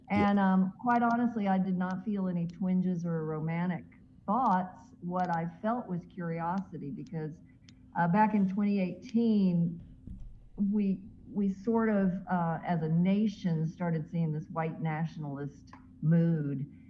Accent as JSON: {"language": "English", "town": "Mascot", "region": "Tennessee", "country": "United States", "tie": "born or raised there", "moved": "yes", "said": "my hometown where I grew up of Mascot, Tennessee"}